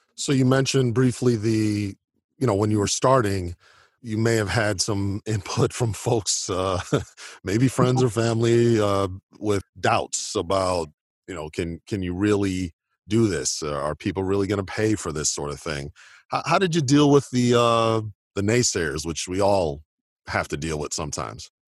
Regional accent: Oak Park, Illinois, United States; my hometown of Oak Park, Illinois

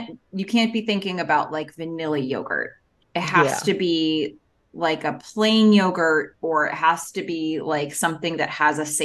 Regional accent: Long Island, New York, United States; when I was growing up on Long Island

